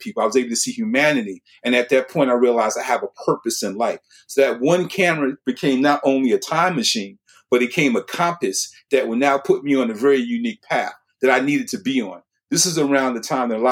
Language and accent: English; New York City, New York, United States; I was born and raised in Brooklyn, New York in 1960